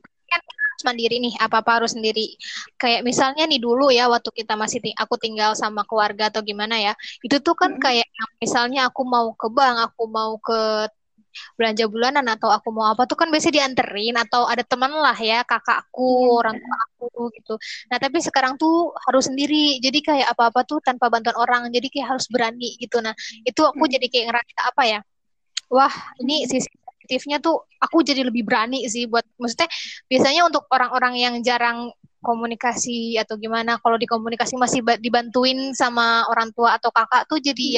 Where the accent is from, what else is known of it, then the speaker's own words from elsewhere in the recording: Bekasi, West Java, Indonesia; moved away as an adult; now in Jambi, Indonesia; aku dari Bekasi